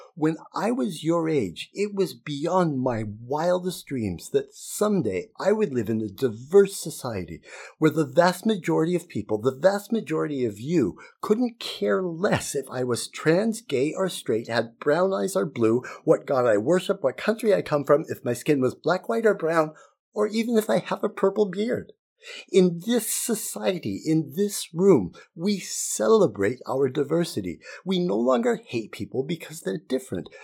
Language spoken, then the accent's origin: English; Utah, United States; Growing up in Utah in the nineteen sixties and seventies